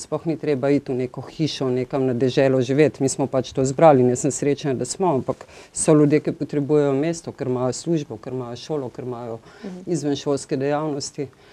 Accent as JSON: {"language": "Slovenian", "town": "Ljubljana", "country": "Slovenia", "said": "Ljubljančanka sem"}